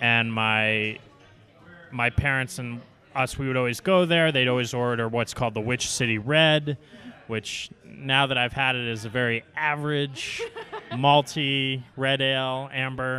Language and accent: English; Salem, Massachusetts, United States; moved away as an adult; also born or lived in Washington, D.C.; now in Seattle, United States; I grew up in the town of Salem, Massachusetts